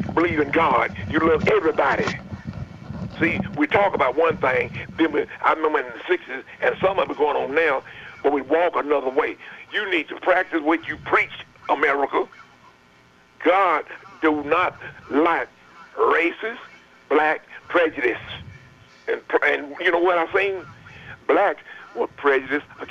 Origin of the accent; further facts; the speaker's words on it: Murfreesboro, Tennessee, United States; also born or lived in Smyrna, Tennessee; We moved to Murfreesboro from Smyrna